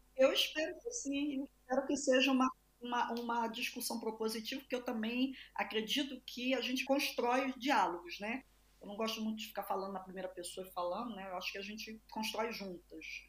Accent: Brazil; sou brasileira, sou latino-americana

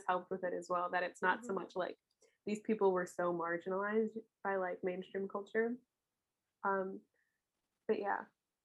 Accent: United States; I grew up near Washington, D.C.

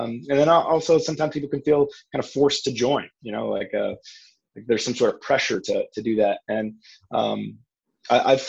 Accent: Maine, United States; moved away as an adult; also born or lived in Richmond, Virginia; now in Orlando, United States; I grew up in Maine, an area where tennis isn't really big

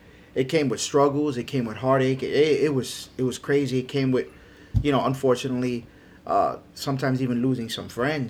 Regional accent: New York, United States; now in Florida, United States; You know, I'm a transplant from New York. I've been in Florida since 1988. So it's going on 32, 33 years. And we came over here and we raised our children here in South Florida.

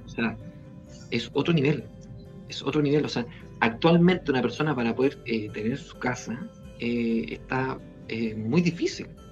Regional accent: Valparaíso, Chile; yo soy aquí de Valparaíso

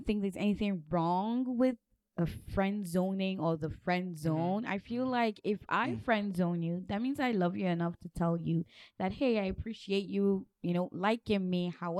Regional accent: Nigeria; I am from Nigeria

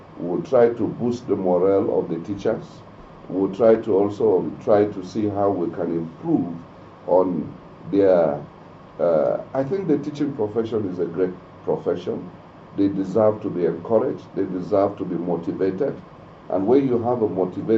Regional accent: Mangu, Plateau, Nigeria; I come from the potato belt. I'm from Mangu, so I've been farming potatoes all my life.

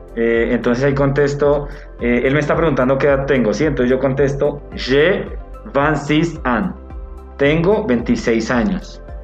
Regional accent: Neiva, Huila, Colombia; moved away; Vengo de Neiva, ¿sí? Eh, es como, la, como para decir mi ciudad de origen

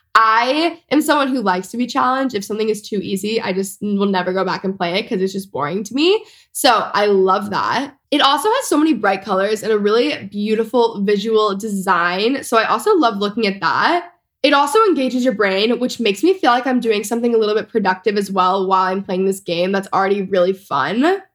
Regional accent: Texas, United States; all of my whole house at the point like we're all from Texas

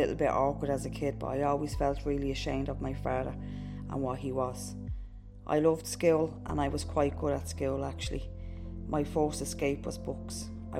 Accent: Dublin, Leinster, Ireland; We moved to a different part of Dublin when I was 11. But when I was a kid, we grew up in Ballymun.

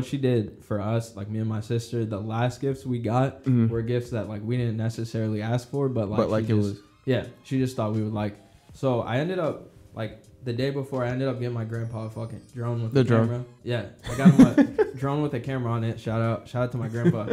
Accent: St. Louis, Missouri, United States; we're from St. Louis, so it's kind of a big city

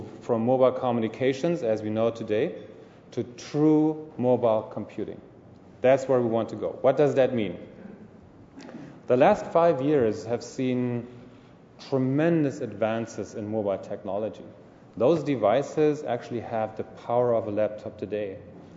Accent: Munich, Bavaria, Germany; moved away as an adult; now in Ontario, Canada; I'm from Munich

